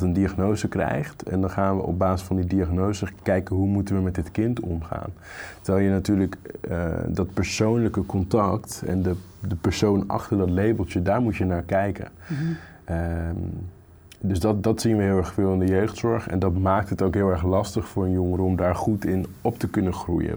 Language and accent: Dutch; Groningen, Netherlands; moved away as an adult; Ik ben opgegroeid in Groningen, niet in de stad, maar in de provincie.